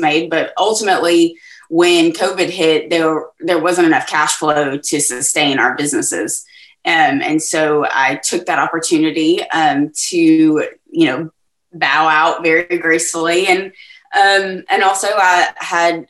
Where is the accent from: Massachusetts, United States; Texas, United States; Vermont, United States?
Texas, United States; So I'm from Texas. I am in Southeast Texas, which is in between Houston and Lake Charles. In a town called Beaumont.